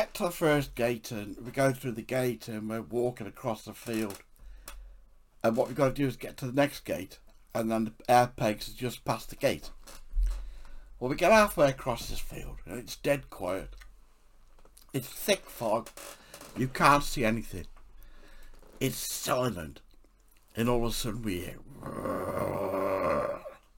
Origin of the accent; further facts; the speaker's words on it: England, United Kingdom; I'm an English author